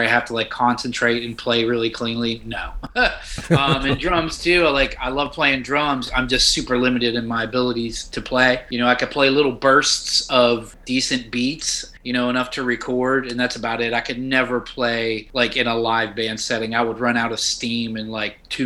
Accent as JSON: {"language": "English", "town": "Wheeling", "region": "West Virginia", "country": "United States", "tie": "born or raised there", "said": "I'm from West Virginia, born and raised in the northern panhandle of West Virginia"}